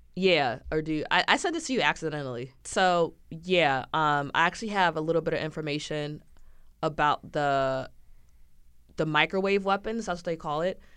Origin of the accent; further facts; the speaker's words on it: United States; I am American